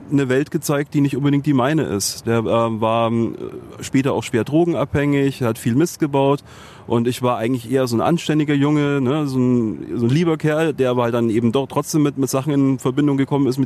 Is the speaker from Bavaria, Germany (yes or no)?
yes; Munich, Bavaria, Germany; born there; In München, ja.